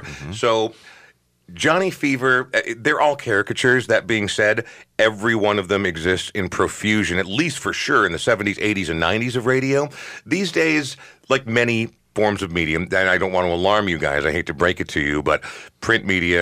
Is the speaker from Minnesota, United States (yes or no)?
yes; Coon Rapids, Minnesota, United States; I grew up in Coon Rapids